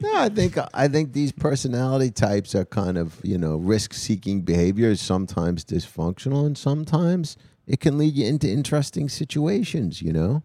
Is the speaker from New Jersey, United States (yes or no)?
yes; New Jersey, United States; If I grew up in a junkyard in Jersey